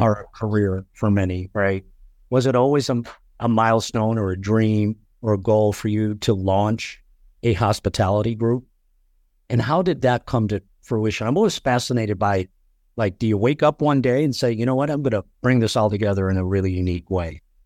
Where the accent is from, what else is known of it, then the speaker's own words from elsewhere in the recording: Chicago, Illinois, United States; moved away; also born or lived in Colorado; I was born in Chicago